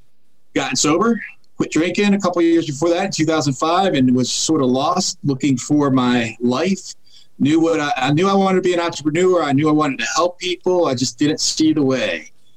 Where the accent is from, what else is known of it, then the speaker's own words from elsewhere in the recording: New England, United States; born there; now in Northern Virginia, United States; So I was born in New England, and I currently live in Northern Virginia, right outside of Washington, D.C.